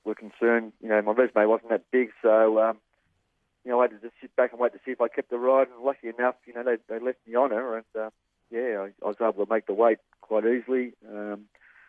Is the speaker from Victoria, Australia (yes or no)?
yes; Parkdale, Victoria, Australia; I was originally from Parkdale